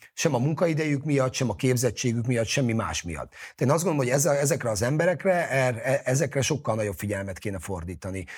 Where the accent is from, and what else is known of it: Hungary